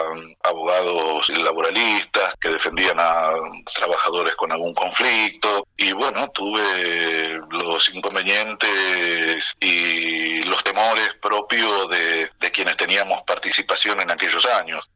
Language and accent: Spanish; Rosario, Santa Fe, Argentina; moved away as an adult; also born or lived in Eibar, Spain; a comienzos del 79 yo regreso a Rosario y estoy acá cinco meses